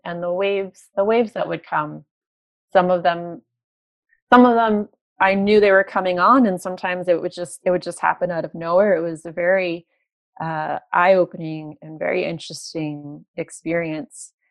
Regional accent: New York City, New York, United States; moved away as an adult; now in Toronto, Canada; I'm from New York and I moved to Toronto from New York

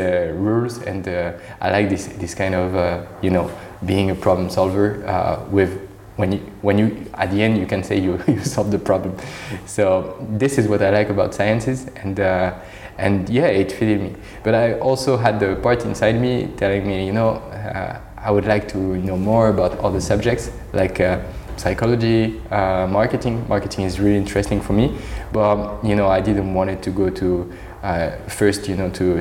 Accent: Normandy, France; English is a second language; moved away as an adult; also born or lived in Lille / United States; now in Paris, France; I grew up in Normandy, not so far actually from Paris

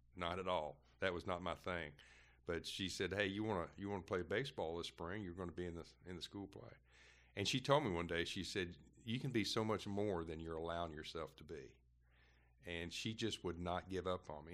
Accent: Brownsville, Kentucky, United States; moved away as an adult; also born or lived in Lake Wales, Florida; we lived, uh, about four miles outside of Brownsville

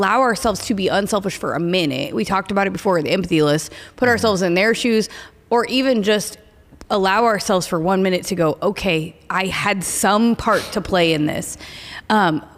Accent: Oklahoma, United States; I am from Oklahoma.

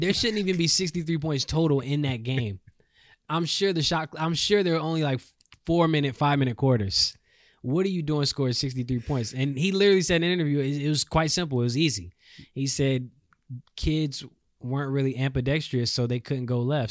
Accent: North Carolina, United States; I am from North Carolina, three three six in the building.

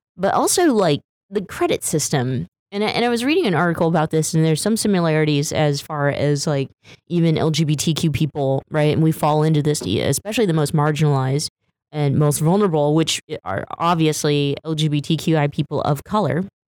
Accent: Stockton, California, United States; my hometown, Stockton, California

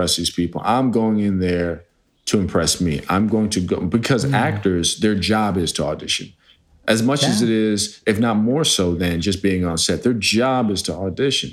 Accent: New Jersey, United States; I was raised in New Jersey around the KKK.

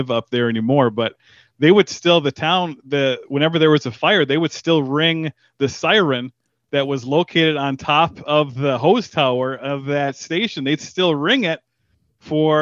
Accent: Negaunee, Michigan, United States; Grew up in the UP, the Upper Peninsula of Michigan.

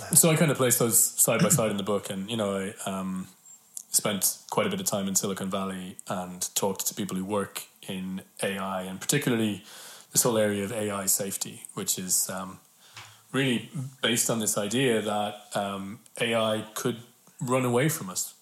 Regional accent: Ireland; I read that in school as all Irish kids hmm. read Yeats in school

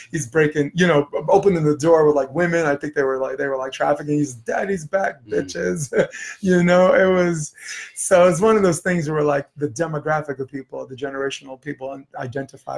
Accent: New York, United States; I'm from New York

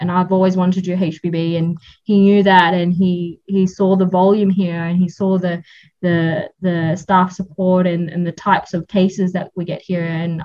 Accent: Australia; moved away as an adult; also born or lived in Sydney; now in Canada; I'm from Australia

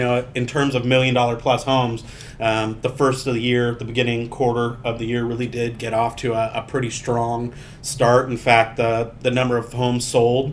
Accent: San Diego, California, United States; I'm from San Diego

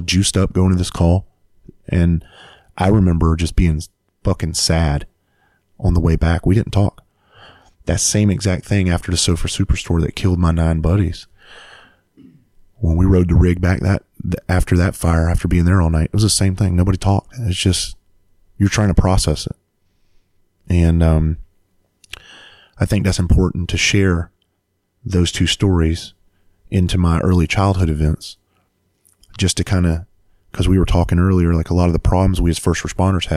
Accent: Bluffton, South Carolina, United States; I went back home to my hometown, Bluffton, South Carolina

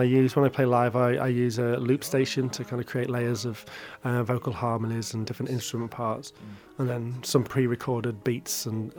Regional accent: Shropshire, West Midlands, United Kingdom; also born or lived in Birkenhead; Well, I was born in Birkenhead. I lived there till I was eight and then I moved to the Shropshire countryside and then spent the rest of my youth, teenage years there, quite rural.

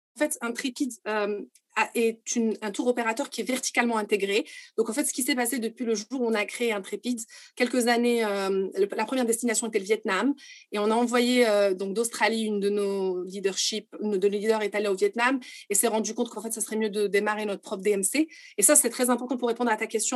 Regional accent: Morocco; Je suis marocaine

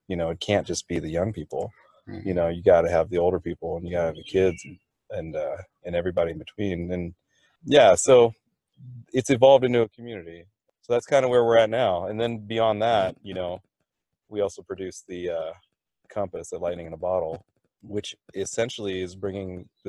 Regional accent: Thailand; I'm from Thailand originally, so we were in Thailand.

